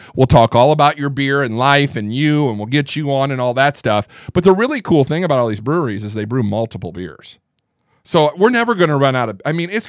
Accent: Indiana, United States; I grew up in the Midwest, Northeast Indiana.

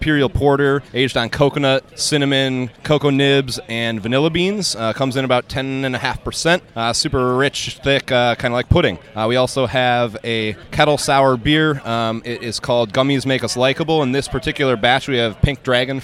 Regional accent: Madison, Wisconsin, United States; moved away as an adult; now in Minnesota, United States; I grew up here in Madison, so it's great to come back to my hometown

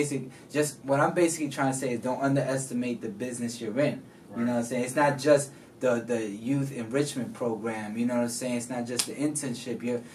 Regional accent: New York, United States; I came from New York, from the Bronx

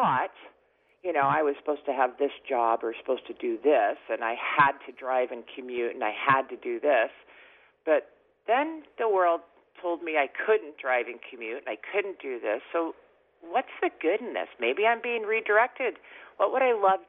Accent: Seattle, Washington, United States; moved away as an adult; now in Cabo San Lucas, Mexico; I actually live in Cabo San Lucas, Mexico. I was born and raised in Seattle, and I spend my summers in the Northwest.

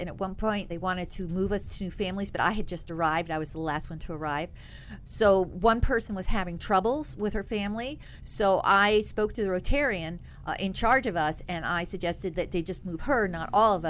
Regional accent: New York, United States; also born or lived in Oak Ridge, Tennessee / England / Bolivia; Well, I was born in Oak Ridge, Tennessee, but I've been in England, Bolivia, and most of my growing in Capital District, upstate New York.

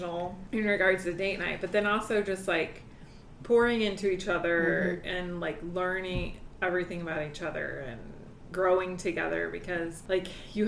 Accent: Wisconsin, United States; moved away as an adult; I am originally from Wisconsin, and when I graduated college, I moved

